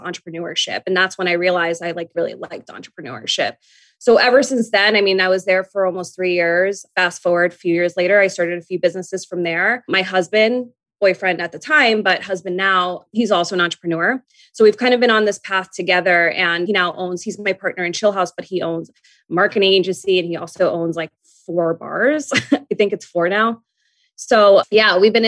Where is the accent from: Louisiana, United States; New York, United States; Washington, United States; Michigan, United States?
New York, United States; I'm a New Yorker.